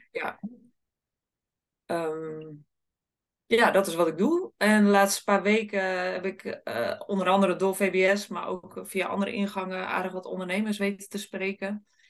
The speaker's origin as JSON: {"language": "Dutch", "town": "Sliedrecht", "region": "South Holland", "country": "Netherlands", "said": "Ik kom uit Sliedrecht"}